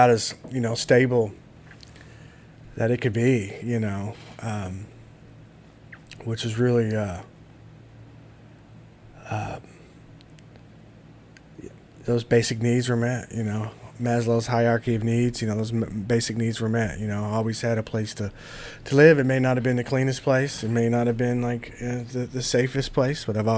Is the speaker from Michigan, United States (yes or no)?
no; Louisville, Kentucky, United States; also born or lived in Shepherdsville, Kentucky / Bullitt County, Kentucky; I grew up back and forth between Shepherdsville and Louisville